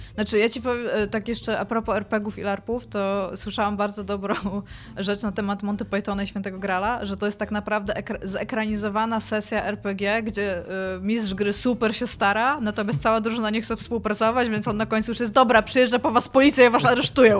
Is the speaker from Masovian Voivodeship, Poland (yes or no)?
no; Kashubia, Pomeranian Voivodeship, Poland; ja jestem z Kaszubów, więc u mnie w domu zawsze funkcjonowało ona